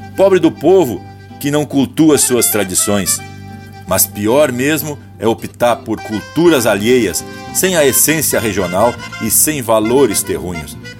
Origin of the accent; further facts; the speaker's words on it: Santa Maria, Rio Grande do Sul, Brazil; lá de Santa Maria da Boca do Monte, onde me criei dançando, sapateando, declamando e festejando